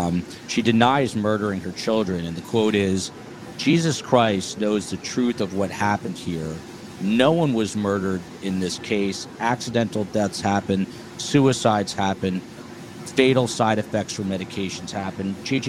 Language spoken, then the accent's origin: English; New Jersey, United States; NJ Coolchick from my home state